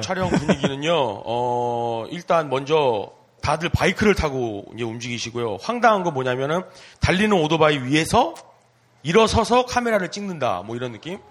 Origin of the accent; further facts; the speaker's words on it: South Korea; moved away as an adult; also born or lived in Japan; 저도 이제 한국 사람이고 동방 에이지국에서 네, 태어나